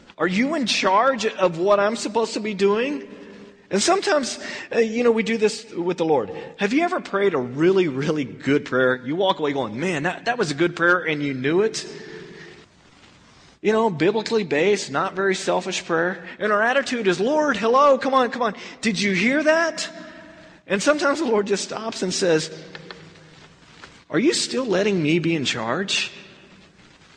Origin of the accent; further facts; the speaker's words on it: Texas, United States; now in California, United States; when I moved from Texas out here to California